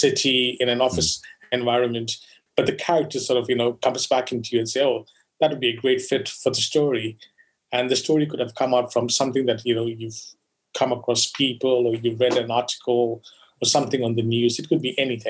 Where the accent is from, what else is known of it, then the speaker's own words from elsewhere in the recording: Goa, India; I grew up in Goa